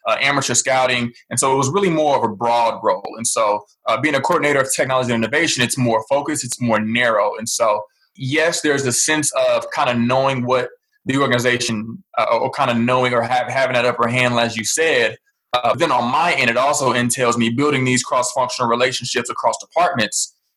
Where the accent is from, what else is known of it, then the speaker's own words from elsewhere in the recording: St. Louis, Missouri, United States; I was born and raised in St. Louis, Missouri